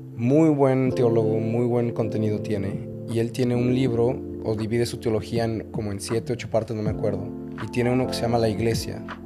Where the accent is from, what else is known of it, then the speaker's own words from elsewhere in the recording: León, Guanajuato, Mexico; now in Mazatlán, Mexico; Yo soy de México, nacido en León, Guanajuato, y criado en León, Guanajuato